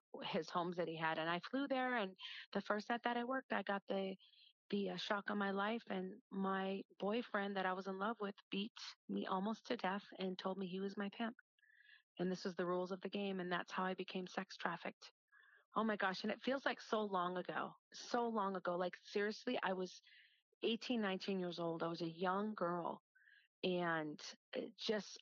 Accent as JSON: {"language": "English", "country": "United States", "tie": "born or raised there", "also_born_or_lived": "Hawaii / Las Vegas", "moved": "as an adult", "said": "I was a girl that was born and raised in Wisconsin, Minnesota."}